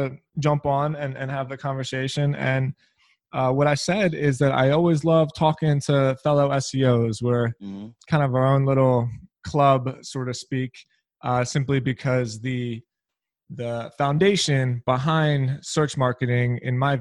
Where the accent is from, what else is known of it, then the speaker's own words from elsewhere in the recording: Philadelphia, Pennsylvania, United States; I'm also from Philly.